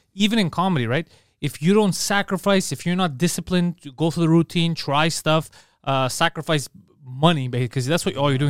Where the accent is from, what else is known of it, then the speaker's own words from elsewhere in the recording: Canada; I was born here, so I feel Canadian